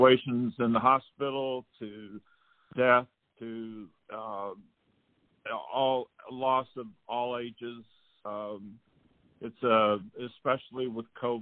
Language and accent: English; Illinois, United States; also born or lived in Texas; I was born and raised in Illinois